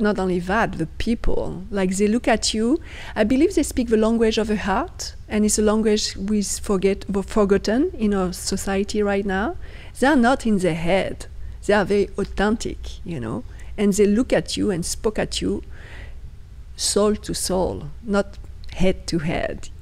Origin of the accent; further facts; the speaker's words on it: outside Paris, near Chartres, Centre-Val de Loire, France; English is a second language; moved away; also born or lived in Afghanistan; I was born outside Paris.